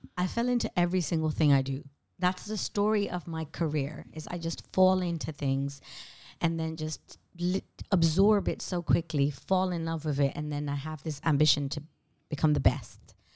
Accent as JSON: {"language": "English", "town": "Amsterdam", "region": "North Holland", "country": "Netherlands", "tie": "born or raised there", "moved": "as an adult", "lives_now": "London, United Kingdom", "said": "growing up in Amsterdam"}